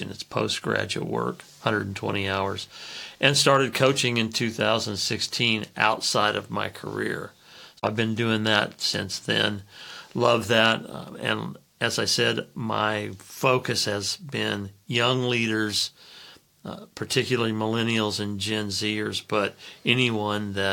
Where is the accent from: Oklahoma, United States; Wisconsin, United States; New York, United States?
Oklahoma, United States; also born or lived in Fairbanks, Alaska; I'm 68 years old, and I was born in 1955 in Fairbanks, Alaska, to missionaries we moved several times uh, when I was young, and we ended up in Oklahoma in the 60s.